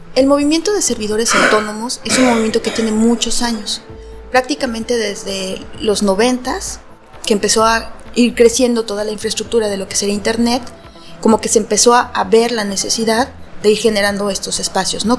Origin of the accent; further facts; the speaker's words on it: Mexico; soy de México y estoy en un pequeño colectivo en una ciudad muy patriarcal